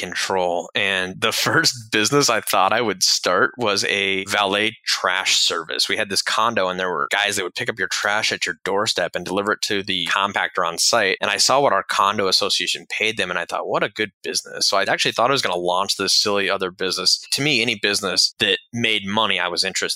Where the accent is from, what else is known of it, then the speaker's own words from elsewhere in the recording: Lake Tahoe, California, United States; moved away as an adult; also born or lived in Daytona Beach, Florida; I grew up out in Lake Tahoe, California, left and went to an aviation school in Daytona Beach, Florida